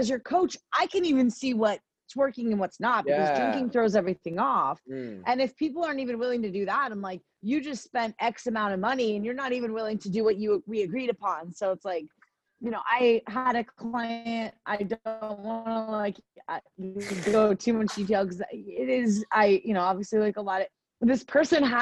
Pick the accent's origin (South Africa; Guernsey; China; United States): United States; Florida; I'm from Florida